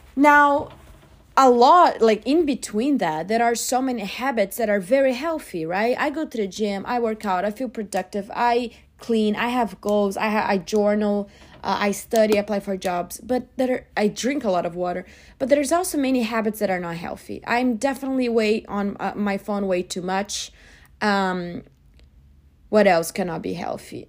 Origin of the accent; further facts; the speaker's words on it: Brazil; moved away as an adult; now in United States; I'm originally from Brazil, but I've been living in the U S for about six years